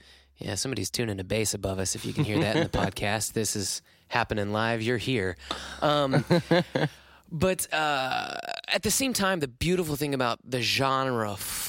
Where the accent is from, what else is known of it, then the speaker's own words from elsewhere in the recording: New York, United States; I'm from upstate New York.